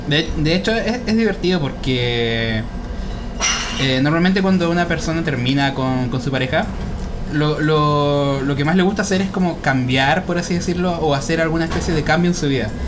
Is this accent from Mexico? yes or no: no; Chile; acá nosotros en Chile